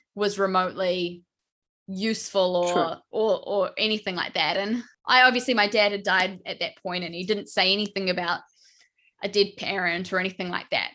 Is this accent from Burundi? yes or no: no; New Zealand; I'm from New Zealand